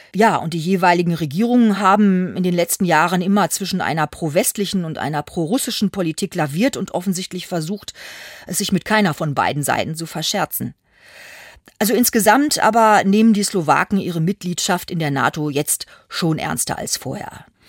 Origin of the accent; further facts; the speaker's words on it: Germany; als Deutsche konnte ich mir da auch einiges anhören